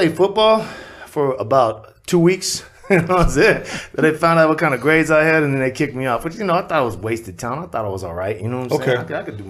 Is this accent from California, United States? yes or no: yes; Bay Area, California, United States; also born or lived in Mountain View, California / East Palo Alto, California / Santa Clara, California / Oroville, California; I was raised in the Bay Area. I was born in Mountain View. I lived in East Palo Alto for a while.